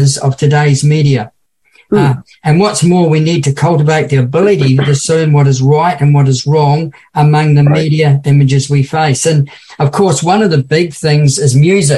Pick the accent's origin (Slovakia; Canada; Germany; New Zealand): New Zealand; now in Australia; a young boy growing up in New Zealand.